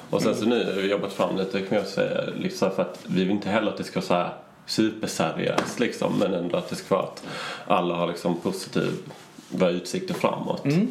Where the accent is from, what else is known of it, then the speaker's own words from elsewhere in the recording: Sweden; vi var där från Sverige